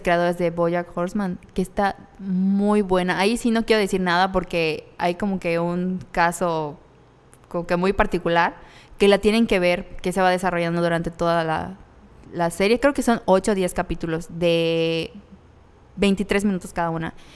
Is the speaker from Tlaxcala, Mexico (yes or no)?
no; Mérida, Yucatán, Mexico; somos de Mérida, Yucatán.